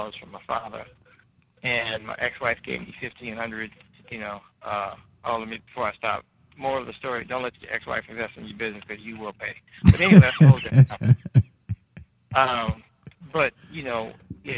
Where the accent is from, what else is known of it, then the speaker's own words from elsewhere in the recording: Georgia, United States; I was from Georgia